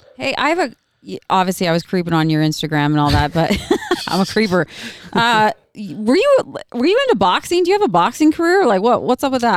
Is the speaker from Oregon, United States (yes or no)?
yes; Oregon, United States; I'm not from Utah, I'm from Oregon